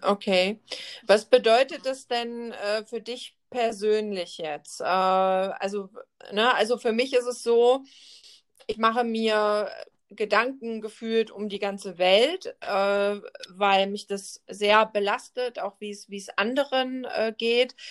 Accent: Germany; bei uns in Deutschland

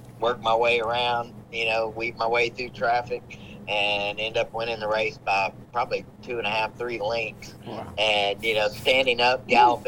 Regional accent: Hot Springs, Arkansas, United States; my hometown, Hot Springs, Arkansas, at Oakland Park

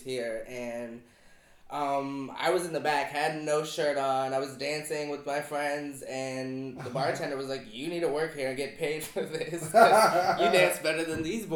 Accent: Denver, Colorado, United States; moved away as an adult; now in Chicago, United States; I am from Denver, Colorado.

